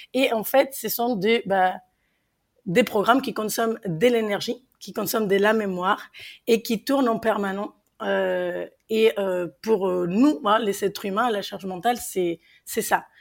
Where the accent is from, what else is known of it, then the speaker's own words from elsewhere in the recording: Mexico; accent: Mexican; French is a second language; moved away as an adult; now in France; vous l'entendez à mon accent, je suis mexicaine en France depuis maintenant 14 ans